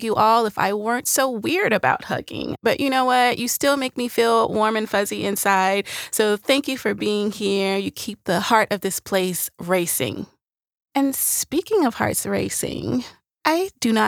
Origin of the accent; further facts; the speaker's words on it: Nashville, Tennessee, United States; I'm from Nashville